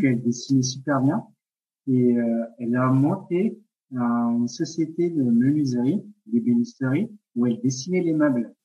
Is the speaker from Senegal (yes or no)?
no; Madagascar; moved away as an adult; also born or lived in Paris; now in France; je suis d'origine malgache. J'ai grandi à Madagascar.